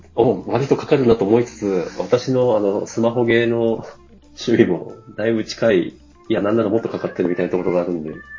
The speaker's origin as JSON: {"language": "Japanese", "region": "Tohoku", "country": "Japan", "tie": "born or raised there", "moved": "yes", "said": "東北出身者"}